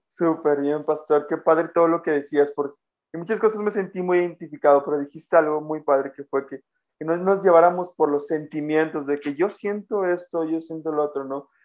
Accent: Mexico; moved away as an adult; now in Guatemala; Yo desde los 6 años salí de Guatemala aquí a México a vivir

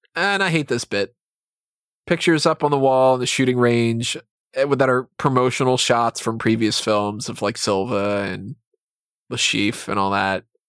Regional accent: United States; being American

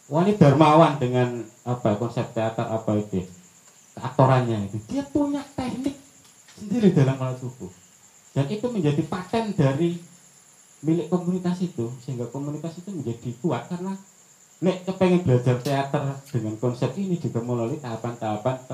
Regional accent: Lamongan, East Java, Indonesia; now in Bandung, Indonesia; terbukti saya sendiri orang Lamongan lewat di Lamongan berktp Bandung berkesenian di Gresik tetap asik aja

